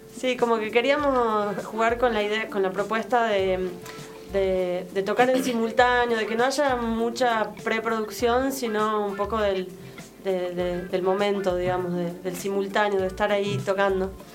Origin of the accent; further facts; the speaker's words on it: Tucumán, Argentina; yo soy tucumana